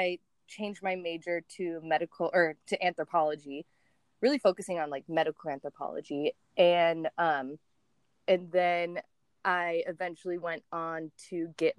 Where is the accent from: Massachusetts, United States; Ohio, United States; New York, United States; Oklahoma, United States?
New York, United States; Niagara Falls; also born or lived in Sanibel Island, Florida / San Diego, California; I'm from Niagara Falls, New York